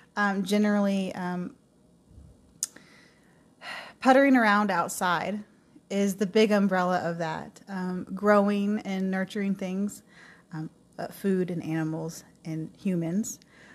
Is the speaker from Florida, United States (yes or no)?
yes; South Florida, United States; I grew up in South Florida of a divorced family